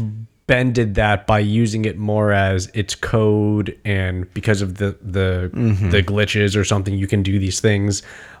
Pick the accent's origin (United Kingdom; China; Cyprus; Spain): China; Well, I grew up in China, so I just know how to do this.